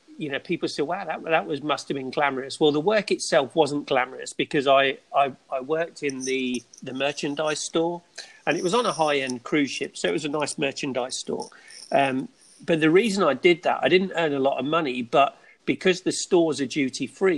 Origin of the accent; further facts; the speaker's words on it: England, United Kingdom; moved away as an adult; now in Florida, United States; grew up in England